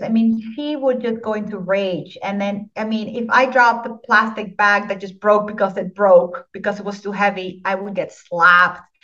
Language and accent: English; Dominican Republic; I was born in the Dominican Republic. My father was Dutch and my mother was Dominican.